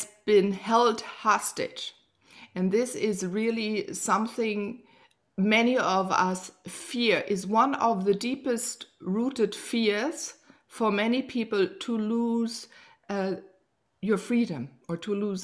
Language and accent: English; Germany; I grew up here in Germany.